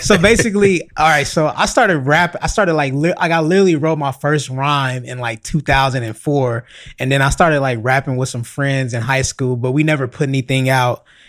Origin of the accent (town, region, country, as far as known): Los Angeles, California, United States; born or raised there